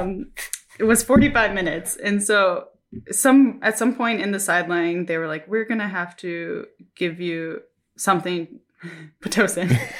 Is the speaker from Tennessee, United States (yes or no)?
no; Minnesota, United States; moved away as an adult; now in Japan; I'm from Minnesota